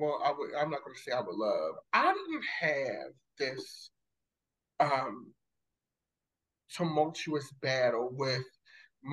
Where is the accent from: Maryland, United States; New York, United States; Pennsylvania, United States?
Maryland, United States; Baltimore; I grew up in Baltimore City, West Baltimore City.